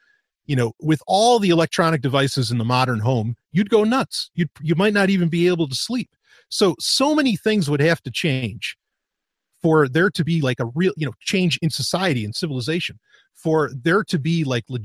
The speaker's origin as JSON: {"language": "English", "country": "United States", "tie": "born or raised there", "said": "growing up in America in the 90s, like that's when I was a teenager"}